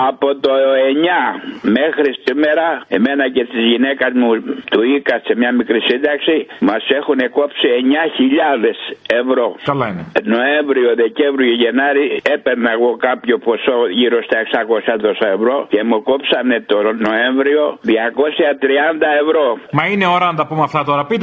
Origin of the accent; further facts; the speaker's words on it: Corfu, Ionian Islands, Greece; Είμαι από την Κέρκυρα.